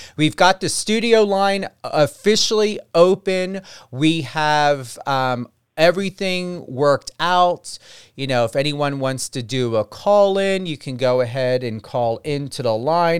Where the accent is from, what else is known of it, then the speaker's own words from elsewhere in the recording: New Jersey, United States; I'm from New Jersey